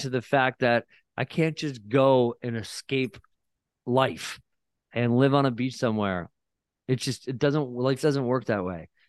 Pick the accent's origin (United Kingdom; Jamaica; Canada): Canada; Barrie, Ontario; moved away as an adult; now in Niagara-on-the-Lake, Canada; I never lived in Niagara. I'm from Barrie, Ontario